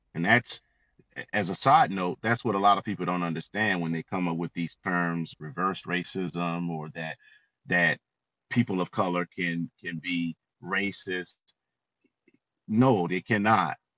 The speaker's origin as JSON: {"language": "English", "region": "Florida", "country": "United States", "tie": "born or raised there", "said": "I grew up in the South. Uh, as you said, I'm a native of Florida"}